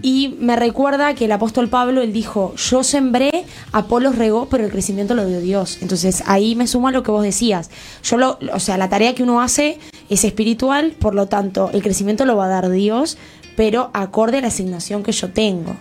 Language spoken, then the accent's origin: Spanish; Venezuela; soy venezolana, te voy a decir la Isla Margarita